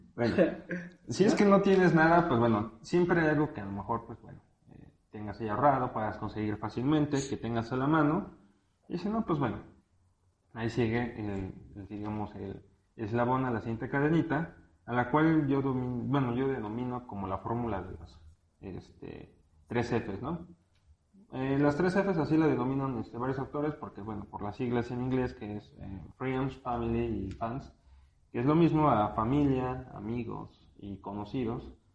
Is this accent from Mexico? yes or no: yes; Mexico; aquí en México, porque pues bueno, de aquí somos